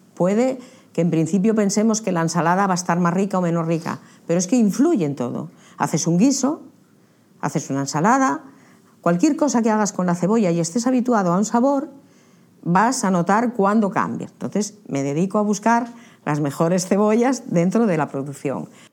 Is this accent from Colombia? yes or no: no; Candamo, Asturias, Spain; born or raised there